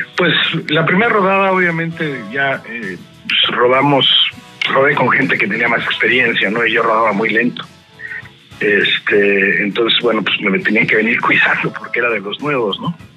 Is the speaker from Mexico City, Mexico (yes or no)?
yes; Mexico City, Mexico; moved away as an adult; also born or lived in San Diego, California / Tijuana; now in Monterrey, Mexico; Yo soy del Distrito Federal. Yo nací en México y a los 40 años me salí de la Ciudad de México